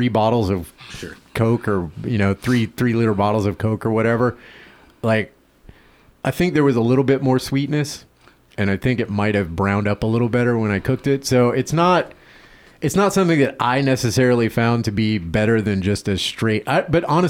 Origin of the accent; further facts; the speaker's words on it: the South, United States; I'm from the South